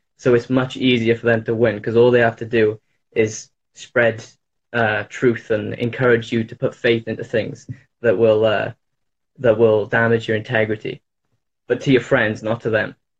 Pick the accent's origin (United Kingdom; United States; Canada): United Kingdom; Wales; I'm in the UK. I'm uh, from Wales.